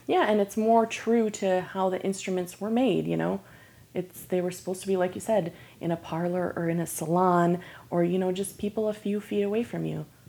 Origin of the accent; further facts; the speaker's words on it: Michigan, United States; now in Lake Worth, United States; originally I'm from Michigan